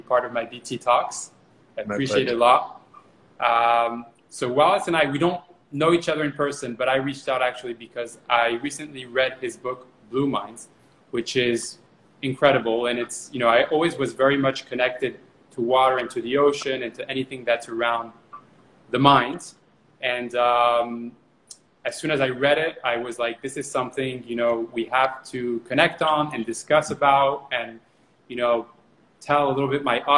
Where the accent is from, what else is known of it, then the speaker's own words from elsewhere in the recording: France; also born or lived in New York / Miami; now in United States; I'm originally from France